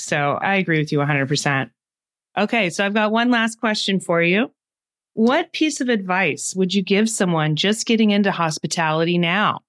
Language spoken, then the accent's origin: English; United States; speaking as an American